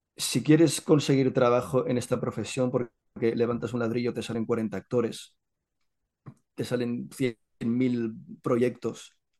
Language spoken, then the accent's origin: Spanish; Catalonia, Spain; Yo soy catalán, soy catalán